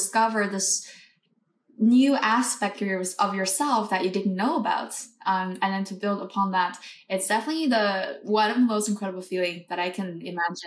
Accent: Beijing, China; moved away as an adult; also born or lived in North America / Europe; I was born and raised in Beijing.

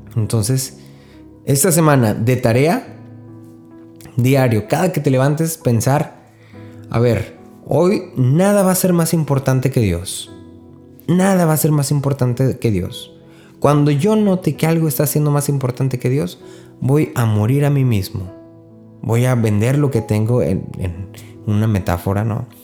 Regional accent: northern Mexico, Mexico; soy norteño

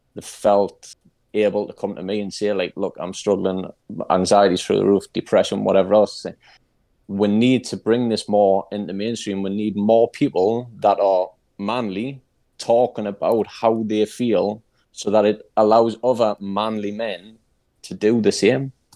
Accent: Newcastle upon Tyne, North East England, United Kingdom; I'm from Newcastle in England, in the U K

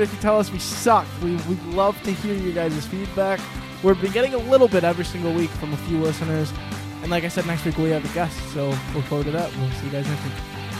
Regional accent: New York, United States; I'm from New York

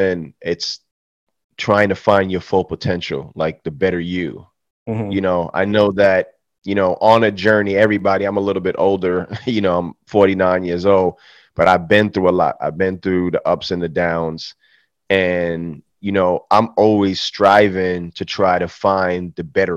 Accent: New York City, New York, United States; moved away as an adult; now in Atlanta, United States; I'm from Atlanta, Georgia, originally from the Bronx, New York, but I've been in Atlanta since 2002

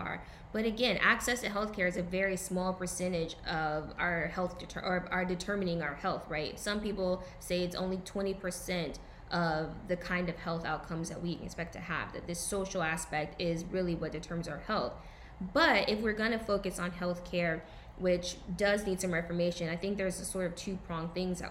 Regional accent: the South, United States; I'm from the South

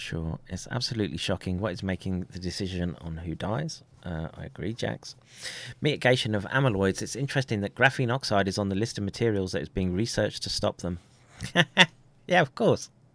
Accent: Colorado, United States; moved away; I grew up in Colorado

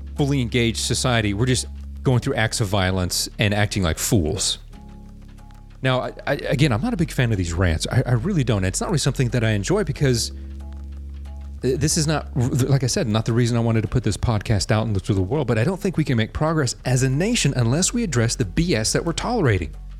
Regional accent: United States; the American people, by the way, we number over 300 million

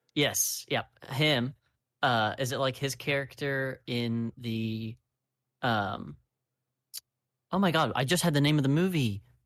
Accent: United States; I'm American

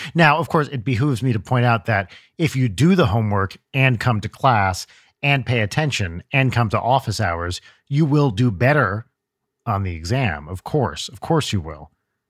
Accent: United Kingdom; accent: British; So in typical British fashion, of course, you can tell from my accent, we are here in the United Kingdom at a British university, or a uni, as we call it here.

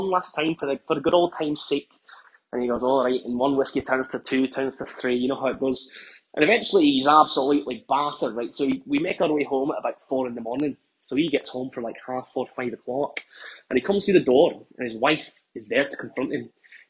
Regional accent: Scotland, United Kingdom; now in London, United Kingdom; I'm from Scotland, but actually, I'm working in London right now for work. Right. So I've been here for about 6 months.

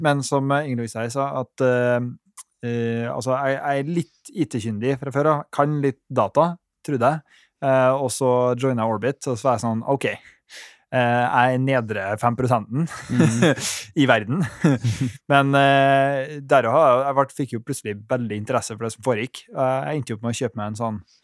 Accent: Trondheim, Trøndelag, Norway; Jeg er jo herfra

